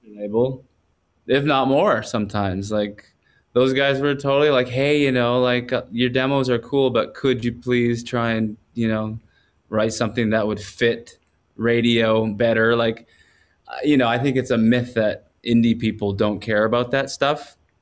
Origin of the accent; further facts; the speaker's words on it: Quadra Island, British Columbia, Canada; also born or lived in Campbell River, British Columbia; I was raised on a small island close to there, a ten-minute ferry ride from where I was born on Quadra Island